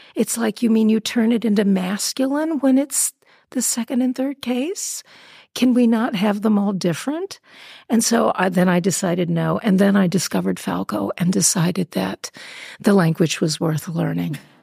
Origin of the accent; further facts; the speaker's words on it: Beverly Hills, California, United States; moved away as an adult; now in Vienna, Austria; I'm from Beverly Hills